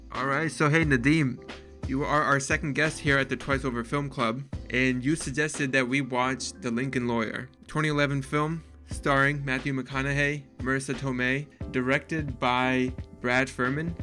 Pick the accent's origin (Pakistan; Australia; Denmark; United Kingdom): Pakistan; I'm actually Pakistani